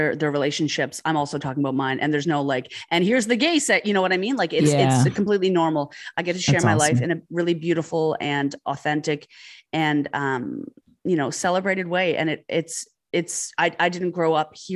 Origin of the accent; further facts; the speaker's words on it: Halifax, Nova Scotia, Canada; I'm from Halifax, Nova Scotia, born and raised